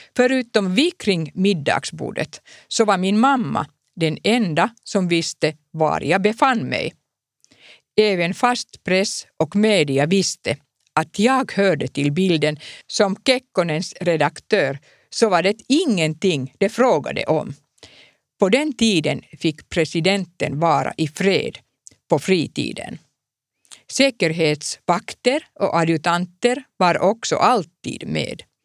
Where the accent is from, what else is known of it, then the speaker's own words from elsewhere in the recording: Finland; Swedish is a second language; jag är en finsk journalist